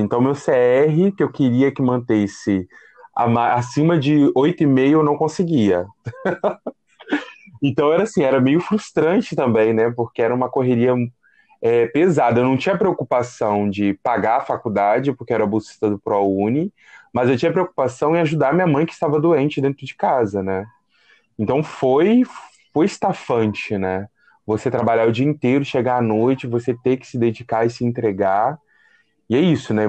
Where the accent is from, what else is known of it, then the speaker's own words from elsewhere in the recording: Ubá, Minas Gerais, Brazil; moved away as an adult; also born or lived in Rio de Janeiro; eu saí de Minas Gerais, uma cidade bem pacata, chamada Ubá, Zona da Mata, e vim para a Cidade Grande, né? Então, era o menino da roça na Cidade Grande